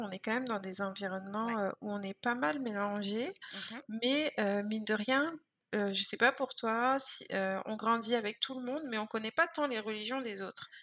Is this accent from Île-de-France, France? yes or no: yes; Vitry-sur-Seine, Île-de-France, France; moved away as an adult; also born or lived in Guadeloupe (ancestry); now in Montreal, Canada; je suis née en France dans le 94